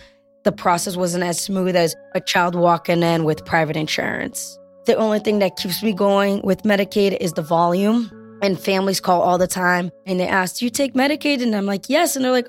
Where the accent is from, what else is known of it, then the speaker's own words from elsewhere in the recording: Brazil; now in Framingham, United States; I speak Portuguese. I was born in Brazil.